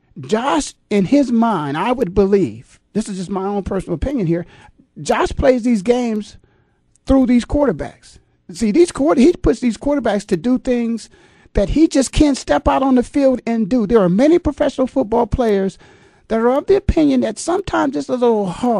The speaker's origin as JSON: {"language": "English", "town": "Canton", "region": "Ohio", "country": "United States", "tie": "born or raised there", "said": "in my hometown of Canton, Ohio"}